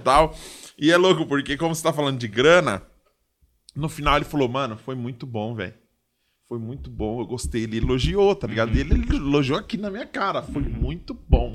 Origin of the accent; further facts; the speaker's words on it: São Paulo, Brazil; eu sou da zona leste também